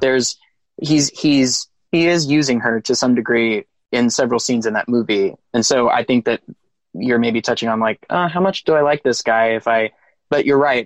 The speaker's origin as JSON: {"language": "English", "region": "Texas", "country": "United States", "said": "I'm from Texas"}